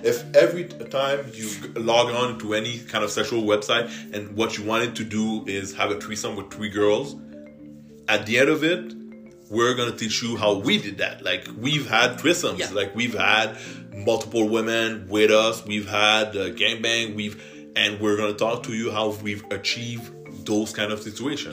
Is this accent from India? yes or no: no; Canada; English is a second language; I'm French Canadian, so I might talk with a bit of an accent